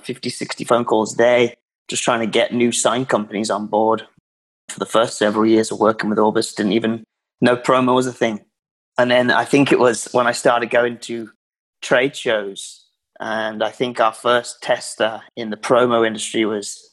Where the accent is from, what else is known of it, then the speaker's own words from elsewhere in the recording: Worcestershire, West Midlands, United Kingdom; moved away as an adult; now in United States; I am from Worcestershire, England, which is right in the middle, in the West Midlands